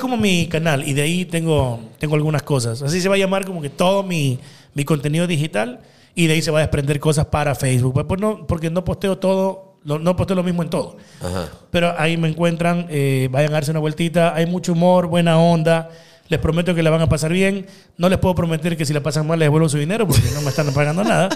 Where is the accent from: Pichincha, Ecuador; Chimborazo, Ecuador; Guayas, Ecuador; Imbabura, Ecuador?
Guayas, Ecuador; Guayaquil; yo soy guayaco, pata al suelo. Yo soy acá mapacingueño. Yo nací en Mapacingue Después me crié en Bellavista